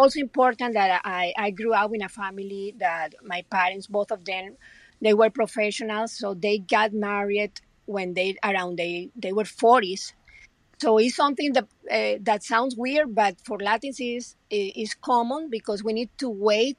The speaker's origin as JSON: {"language": "English", "country": "Colombia", "second_language": "English", "moved": "as an adult", "lives_now": "United States", "said": "when I came from Colombia about United States"}